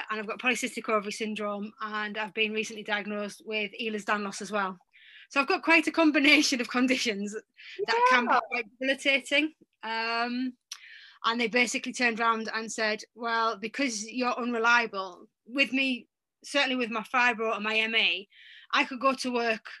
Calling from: North East England, United Kingdom; I'm actually in the UK, in the northeast of England, and it's quite sunny today for a change.

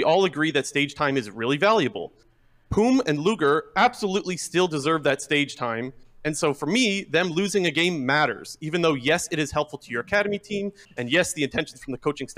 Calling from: Ontario, Canada; Calling from Ontario.

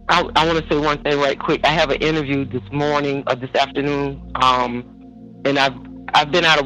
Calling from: Douglasville, Georgia, United States; I'm calling from Douglasville, Georgia.

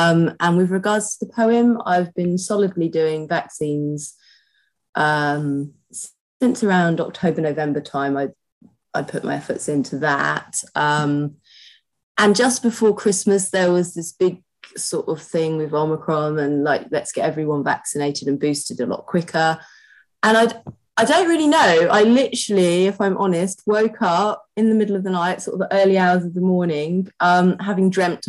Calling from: East of England, United Kingdom; I'm zooming in from my living room at home in Essex, mid-Essex.

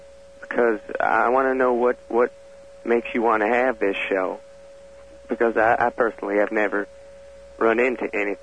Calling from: Kenosha, Wisconsin, United States; I'm calling from Kenosha, Wisconsin.

